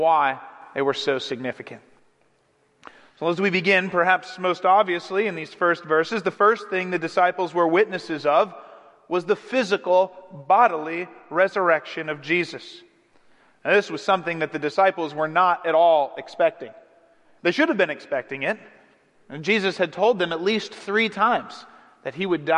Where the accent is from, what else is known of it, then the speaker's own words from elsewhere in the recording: Cleveland, Ohio, United States; growing up in Cleveland, I was watching LeBron James